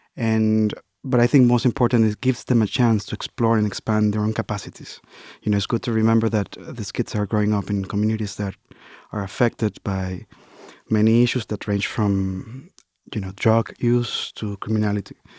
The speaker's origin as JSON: {"language": "English", "country": "Dominican Republic", "tie": "born or raised there", "moved": "yes", "lives_now": "United States", "said": "as an immigrant, you know, and growing up in the Dominican Republic"}